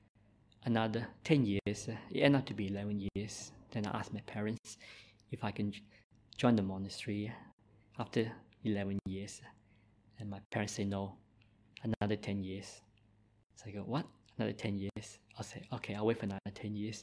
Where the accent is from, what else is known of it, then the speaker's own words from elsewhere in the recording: Christmas Island; accent: Malaysian; English is a second language; moved away as an adult; also born or lived in Malaysia / Perth, Australia; now in Victoria, Australia; I also grew up on the mines on Christmas Island, so I was a Christmas Islander.